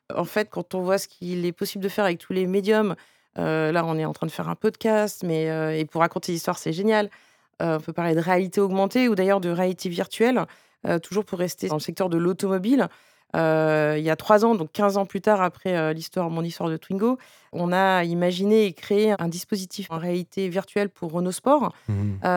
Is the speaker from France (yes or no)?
yes; Breton, Brittany, France; je suis bretonne et japonaise